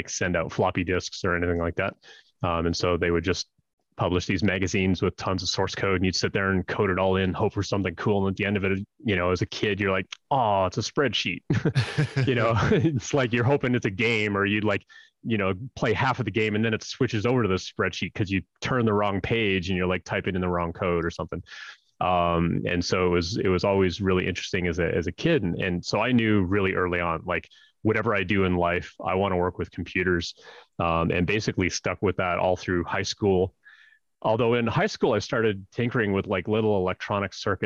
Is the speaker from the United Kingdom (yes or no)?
no; Northern Canada, Canada; I grew up in Northern Canada, like way, way up north